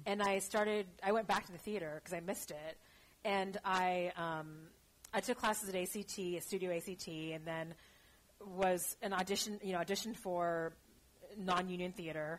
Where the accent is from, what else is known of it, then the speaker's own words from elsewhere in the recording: Los Angeles, California, United States; moved away; also born or lived in Shanghai / Bay Area; I'm uh, born and raised in Los Angeles